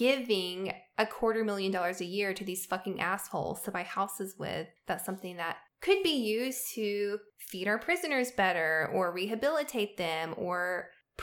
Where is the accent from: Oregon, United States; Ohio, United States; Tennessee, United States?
Tennessee, United States; Southern United States; I love the South. I love being a Southerner. Tennessee has such a huge place in my heart